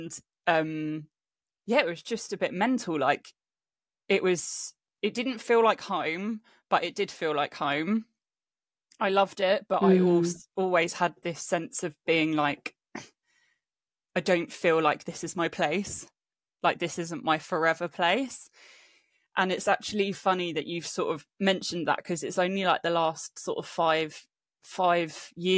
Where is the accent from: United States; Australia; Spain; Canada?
Spain; moved away as an adult; also born or lived in England; now in London, United Kingdom; And then when I was about 9-10 years old, my family moved to Spain. So I grew up in Spain until I was 18, moved back to England, went to uni